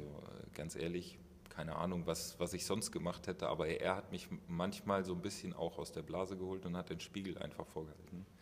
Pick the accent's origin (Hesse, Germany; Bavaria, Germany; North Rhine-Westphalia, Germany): Bavaria, Germany; Aschaffenburg; moved away; ich komme ja aus Aschaffenburg, aus dem Kreis Aschaffenburg